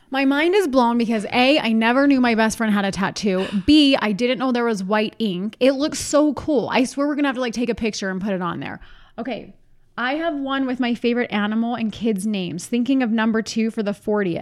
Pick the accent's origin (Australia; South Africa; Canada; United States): United States; East Coast; we're from the East Coast